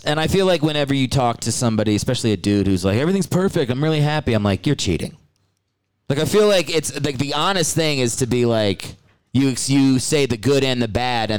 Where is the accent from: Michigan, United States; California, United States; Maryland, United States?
Maryland, United States; I'm from all over, but my dad was in the Army.